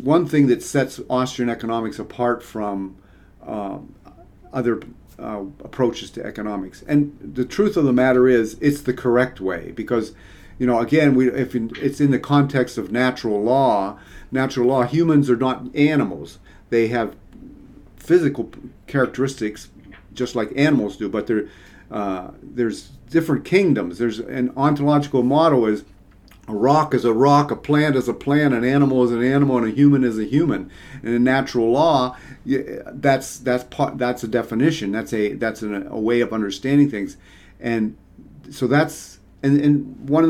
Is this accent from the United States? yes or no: yes; Pittsburgh, Pennsylvania, United States; moved away as an adult; also born or lived in Mississippi / Arizona; I grew up in Pittsburgh